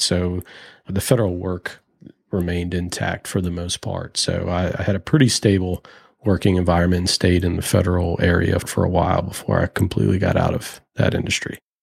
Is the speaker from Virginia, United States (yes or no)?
yes; Richmond, Virginia, United States; Growing up in Richmond